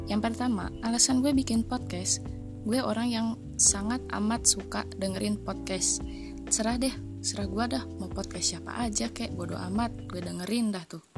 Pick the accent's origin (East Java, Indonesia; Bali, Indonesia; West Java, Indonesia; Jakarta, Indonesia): Jakarta, Indonesia; born there; now in Bandung, Indonesia; Gue lahir di Jakarta tanggal 10 Juli 2001.